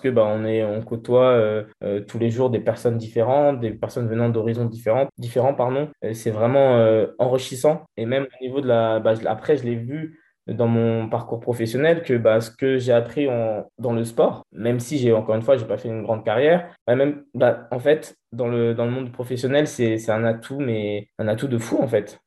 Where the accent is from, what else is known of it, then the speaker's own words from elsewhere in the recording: Vigneux-sur-Seine, Île-de-France, France; also born or lived in Brétigny-sur-Orge; j'ai grandi à Vigneux-sur-Seine